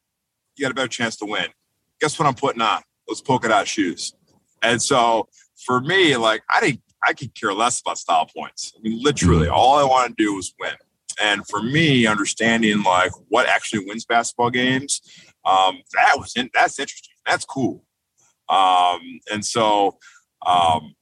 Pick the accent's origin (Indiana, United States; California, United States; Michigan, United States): Michigan, United States; Detroit; being from Detroit